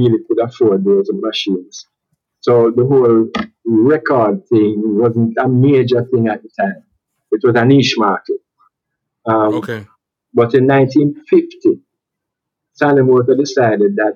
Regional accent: Jamaica

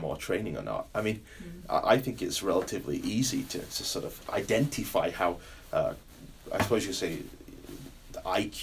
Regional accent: United Kingdom; now in United States; Being British

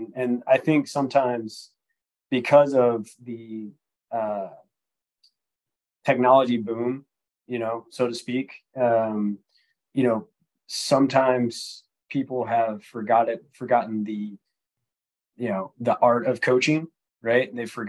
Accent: Mississippi, United States; So I'm originally from Mississippi. The accent is a little bit gone because I haven't been there and lived there in a while, but you know, I'm from Mississippi.

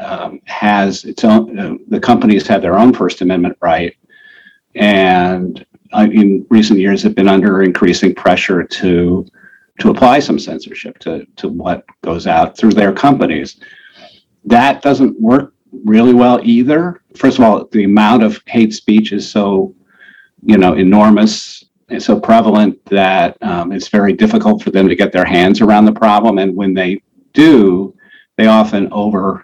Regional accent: Denver, Colorado, United States; also born or lived in Cleveland, Ohio; I was actually born in Cleveland. My father's career was started there, and we moved to Denver when I was about 7.

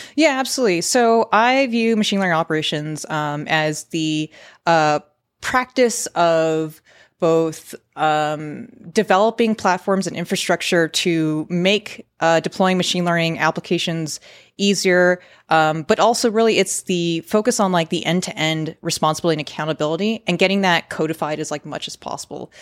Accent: San Francisco, California, United States; also born or lived in San Diego; I work remote from San Francisco, where, to be honest, I was born, uh, raised, grew up, and have spent a majority of my adult working

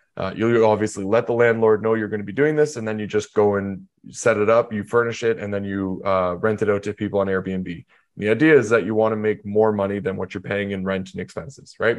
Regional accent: Canada; So I'm from Canada

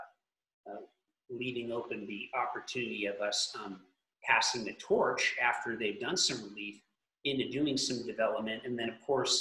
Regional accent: California, United States; I'm from California

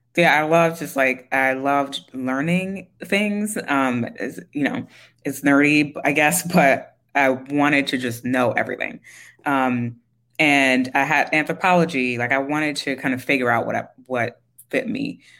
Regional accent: New York City, New York, United States; I grew up in Queens. I grew up in like specifically Jamaica, Queens, like St. Mm-hmm. Albans area.

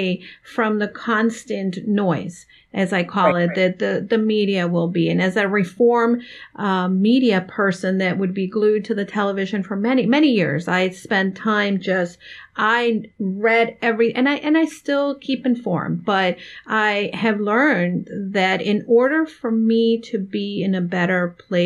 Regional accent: Miami, Florida, United States; Dawn, you and I grew up in Miami

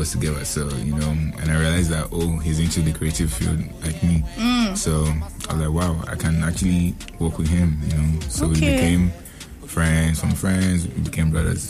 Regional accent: Nigeria; I'm from Nigeria, so obviously I specialize on, like, my culture, like, you know, Nigerian

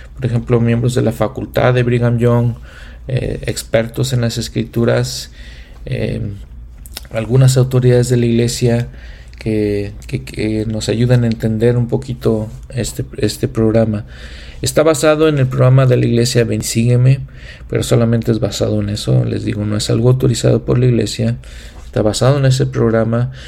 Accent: Mexico; moved away as an adult; also born or lived in United States; now in Edmonton, Canada; Serví en una misión en México, en mi país natal.

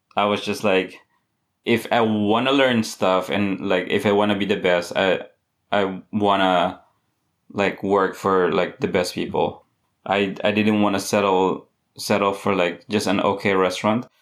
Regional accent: Philippines; also born or lived in Massachusetts, United States; now in Charleston, United States; I grew up in the Philippines.

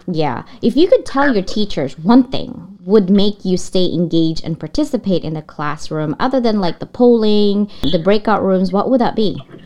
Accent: Philippines; now in United States; I was born and raised in the Philippines.

